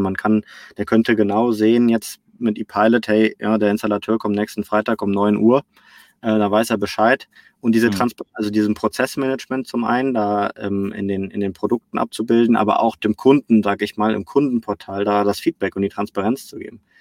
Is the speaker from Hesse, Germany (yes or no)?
no; Cologne, North Rhine-Westphalia, Germany; also born or lived in Barcelona; ich komme hier aus Köln, da wo auch iPad gerade sitzt. Wir sitzen ja hier im Mediapark, äh, unweit mhm. von meinem Zuhause, von meiner Heimatstadt